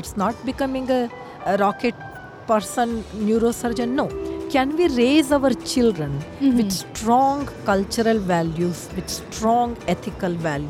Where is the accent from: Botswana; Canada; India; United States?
India; moved away; I'm from India